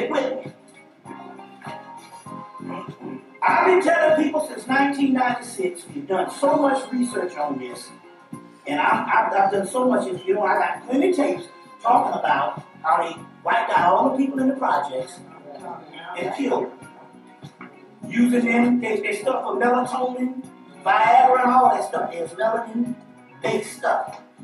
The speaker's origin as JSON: {"language": "English", "town": "Atlanta", "region": "Georgia", "country": "United States", "also_born_or_lived": "South Carolina", "said": "I'm from Atlanta, Georgia"}